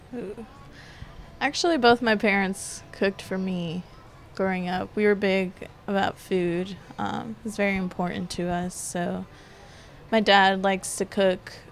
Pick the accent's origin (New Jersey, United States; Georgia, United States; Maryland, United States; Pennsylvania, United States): Georgia, United States; Decatur; also born or lived in Denver, Colorado / Canton, Georgia; So my family moved us to Decatur, to the city